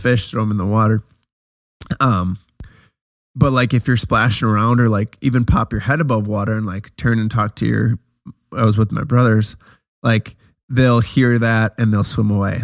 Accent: Wisconsin, United States; we're from Wisconsin

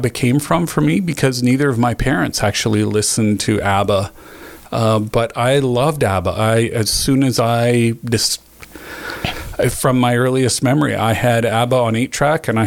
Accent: Northwest Territories, Canada; I grew up in the Northwest Territories. I didn't have cable till I was 12.

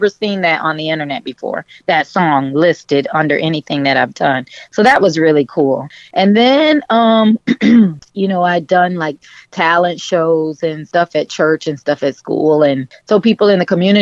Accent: Miami, Florida, United States; also born or lived in Georgia; I grew up in Coconut Grove, which is was a Bahamian settlement.

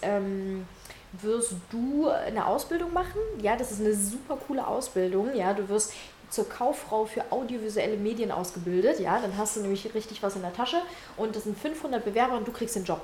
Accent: Ukraine; now in Germany; Weil ich komme aus der Ukraine, ich komme aus einem Elternhaus

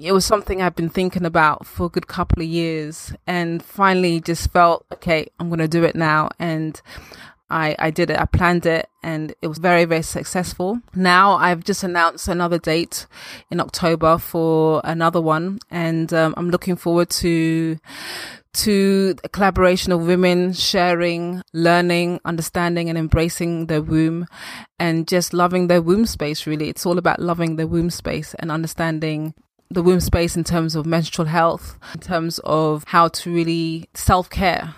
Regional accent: London, United Kingdom; also born or lived in Accra, Ghana; I was actually born in Ghana. And f, when I was around two, three years old, my family traveled and settled in the U K, London. And I've been here ever since. I grew up in Northwest

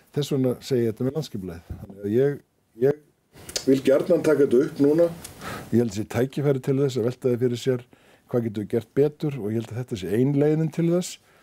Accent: Iceland; við Íslendingar

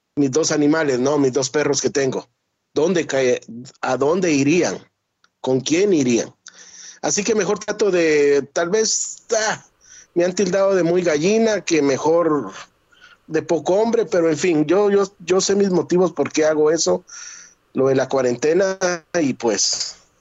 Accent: Guatemala; now in United States; Yo soy guatemalteco

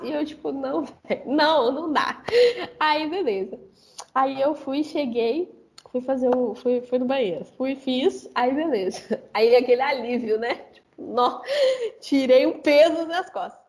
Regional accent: Belo Horizonte, Minas Gerais, Brazil; Eu sou de Belo Horizonte, Minas

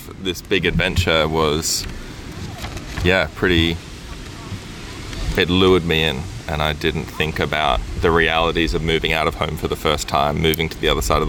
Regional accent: Brisbane, Queensland, Australia; moved away as an adult; also born or lived in England; I grew up in Brisbane in Australia.

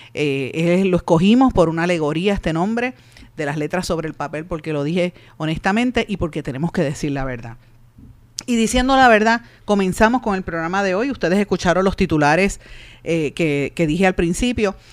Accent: Puerto Rico; Yo soy negra, soy puertorriqueña, soy madre soltera

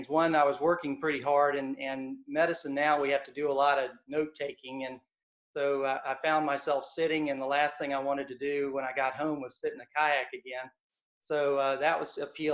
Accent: Hilton Head, South Carolina, United States; I grew up on Hilton Head, South Carolina, not North Carolina.

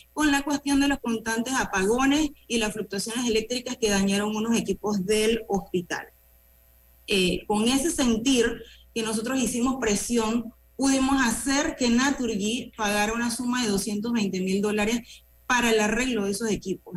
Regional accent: Panama; nosotros como panameños

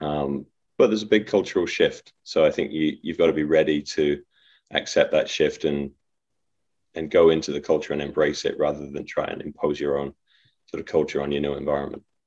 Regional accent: Leicester, East Midlands, United Kingdom; moved away as an adult; also born or lived in Leeds, England / Tennessee, United States; born and raised in Leicester, in England

